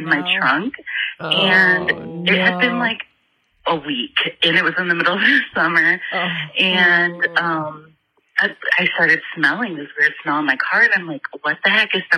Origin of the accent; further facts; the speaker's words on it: Indiana, United States; I'm from Indiana